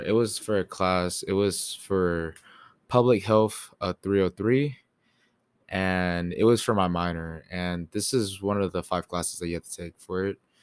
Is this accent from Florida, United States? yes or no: no; Katy, Texas, United States; also born or lived in New York; now in College Station, United States; I was born in New York, and then I also moved to Katy, Texas around second grade